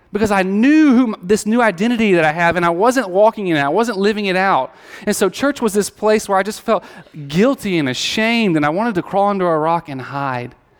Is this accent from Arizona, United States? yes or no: no; Alabama, United States; I grew up in Alabama